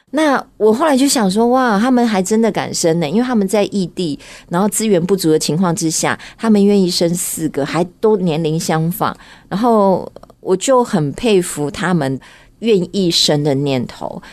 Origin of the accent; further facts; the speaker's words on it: Miaoli County, Taiwan; moved away as an adult; now in Taipei, Taiwan; 我其实也不是台北人，我是嗯。苗栗人